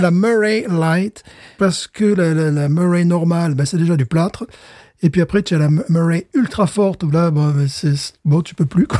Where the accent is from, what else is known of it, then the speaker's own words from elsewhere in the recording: France; also born or lived in Louisiana; now in United States; je viens de France